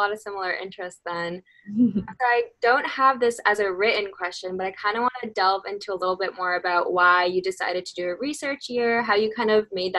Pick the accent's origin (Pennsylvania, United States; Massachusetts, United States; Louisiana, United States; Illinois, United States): Massachusetts, United States; Boston; I'm from Boston, but I'm from a suburb.